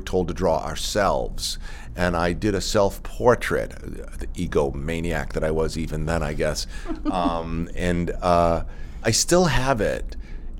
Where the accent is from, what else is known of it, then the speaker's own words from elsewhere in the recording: Woburn, Massachusetts, United States; moved away; also born or lived in New York; I grew up in Woburn, Massachusetts, which is about 10 miles northwest of Boston